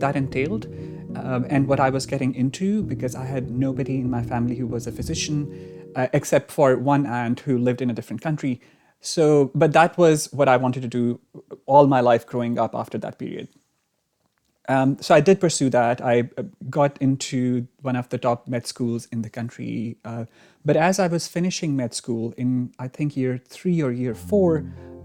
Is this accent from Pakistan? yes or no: yes; Pakistan; moved away; I was born in Pakistan